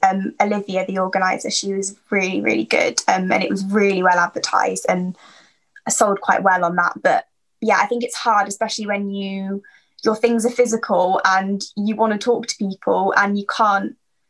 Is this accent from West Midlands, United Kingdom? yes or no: no; Market Harborough, East Midlands, United Kingdom; So I live in Leicestershire, a town called Market Harborough. I was born here, lived here my whole life. I'm still living at home with my parents. I am moving out in, hopefully in April.